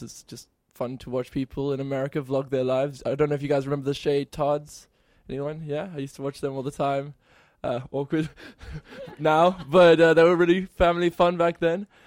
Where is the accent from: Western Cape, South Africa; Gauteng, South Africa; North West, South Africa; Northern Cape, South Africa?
Western Cape, South Africa; near Cape Town; moved away; I'm from South Africa, near Cape Town